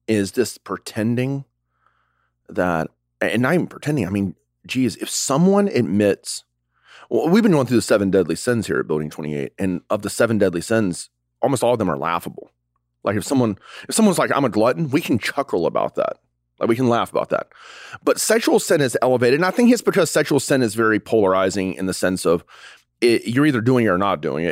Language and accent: English; the South, United States; we grew up in the South